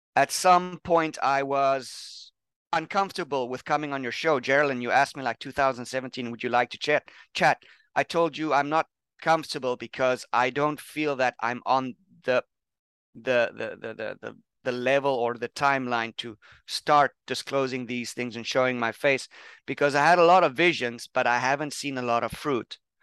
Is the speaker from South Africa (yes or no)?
yes; South Africa; also born or lived in Pennsylvania, United States; now in Thailand; I'm from South Africa. I'm working in Thailand now.